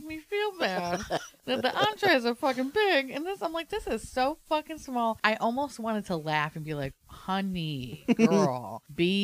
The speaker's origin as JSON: {"language": "English", "country": "United States", "said": "we're from America"}